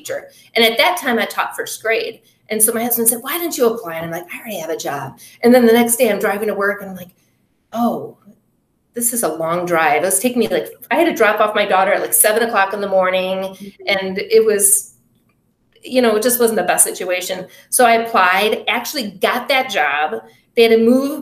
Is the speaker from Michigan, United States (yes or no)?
yes; Berkley, Michigan, United States; I grew up in Berkeley